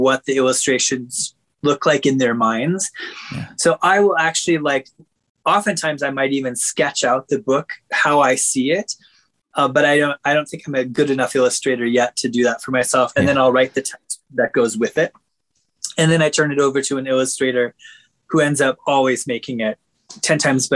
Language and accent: English; Minnesota, United States; I was raised in Minnesota